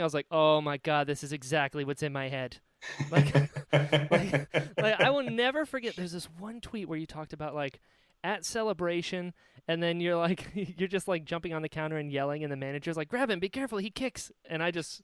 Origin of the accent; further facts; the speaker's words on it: Naples, Florida, United States; also born or lived in North Carolina; I was born in North Carolina, but I was raised in Naples, Florida. So I moved down here when I was like 6